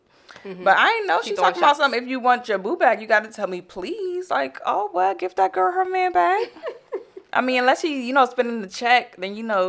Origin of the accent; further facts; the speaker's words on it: Tennessee, United States; But I'm from Tennessee.